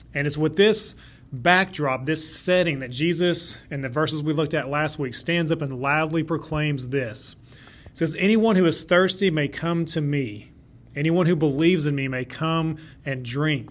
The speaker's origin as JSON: {"language": "English", "town": "Shawnee", "region": "Oklahoma", "country": "United States", "tie": "born or raised there", "said": "Shawnee was actually my hometown"}